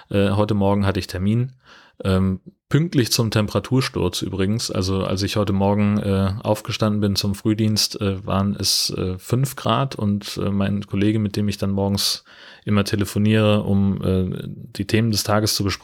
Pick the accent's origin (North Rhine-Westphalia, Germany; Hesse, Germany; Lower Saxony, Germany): Hesse, Germany; also ich bin ja in Mittelhessen aufgewachsen, in einer fast schneesicheren Region damals